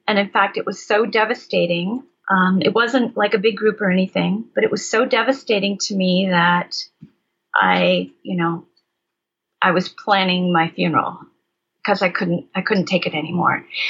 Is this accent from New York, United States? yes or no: no; Michigan, United States; I was raised in Michigan